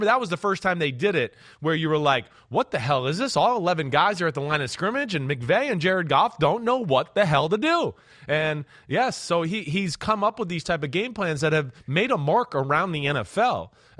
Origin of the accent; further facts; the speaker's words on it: New Jersey, United States; accent: Jersey; I mean, I found myself down there in Texas, not that I had a twang, but my Jersey accent left